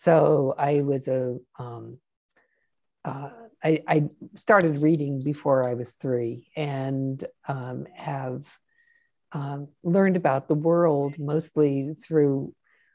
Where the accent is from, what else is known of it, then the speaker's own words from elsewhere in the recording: Washington, District of Columbia, United States; I grew up in Washington, D.C. in the late 50s and 60s